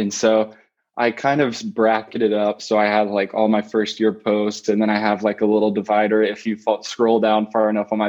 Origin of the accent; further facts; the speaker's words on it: Springfield, Missouri, United States; moved away as an adult; now in Chicago, United States; I'm from Springfield, Missouri originally, so right in the Midwest there